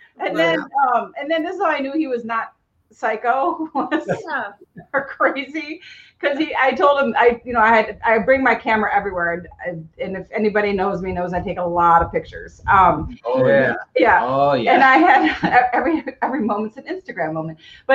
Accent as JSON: {"language": "English", "town": "Milwaukee", "region": "Wisconsin", "country": "United States", "also_born_or_lived": "Lexington, Kentucky", "moved": "as an adult", "lives_now": "Los Angeles, United States", "said": "I'm from Milwaukee"}